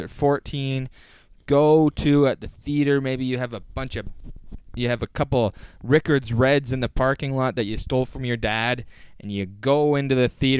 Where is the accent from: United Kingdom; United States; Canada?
Canada; Oakville, Ontario; there's multiple like multiplexes in Oakville